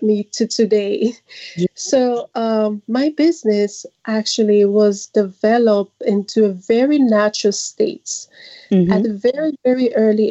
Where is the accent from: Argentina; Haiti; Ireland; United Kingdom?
Haiti; now in New York, United States; So I grew up and raised in Haiti, and I moved here in 2009, uh-huh. and currently living in the U.S. in New York, New York